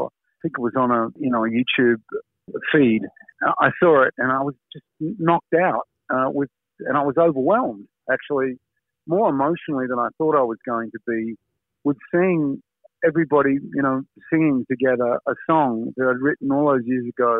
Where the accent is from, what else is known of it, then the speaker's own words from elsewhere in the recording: Australia; as an Australian